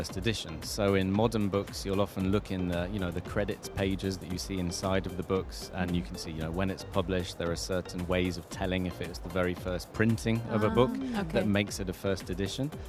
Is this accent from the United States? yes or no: no; England, United Kingdom; I'm English, grew up in England